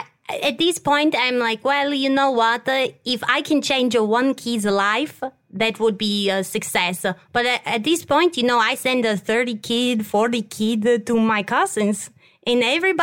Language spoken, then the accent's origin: English; Turin, Piedmont, Italy; I'm from Italy. I'm from Torino.